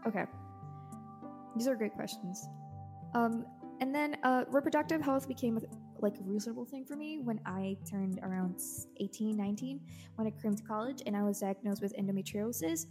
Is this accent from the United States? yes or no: no; El Salvador; I am from El Salvador